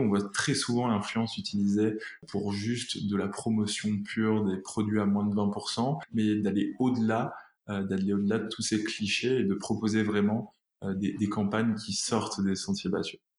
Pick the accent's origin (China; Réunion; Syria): Réunion; moved away; Je suis originaire de l'île de la Réunion, donc je rejoindrai toute ma famille là-bas